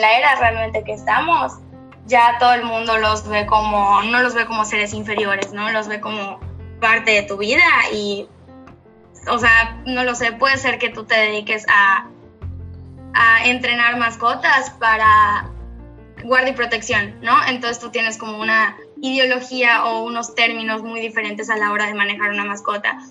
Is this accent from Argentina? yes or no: no; Mérida, Yucatán, Mexico; soy de Mérida, Yucatán. Aquí nací, crecí y absolutamente todo